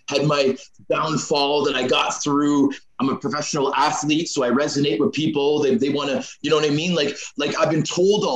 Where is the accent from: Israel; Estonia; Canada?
Canada; also born or lived in United States / Belfast; I'm a Canadian citizen